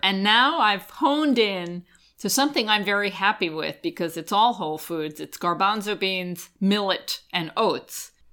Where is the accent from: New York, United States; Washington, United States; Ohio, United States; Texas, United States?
New York, United States; Long Island; I grew up on Long Island in an area that had a big Italian community and a lot of Italian bakeries